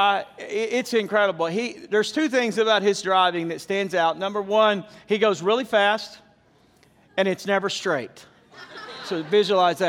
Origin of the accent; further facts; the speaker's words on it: the South, United States; where I came from in the South